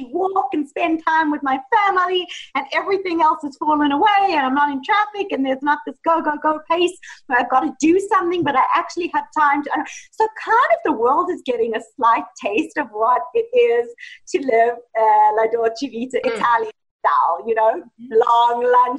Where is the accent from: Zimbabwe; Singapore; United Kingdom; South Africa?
South Africa; Johannesburg, Gauteng; moved away as an adult; also born or lived in Italy; now in Los Angeles, United States; So actually I was raised in South Africa, Johannesburg, South Africa, and I lived there until I was 24.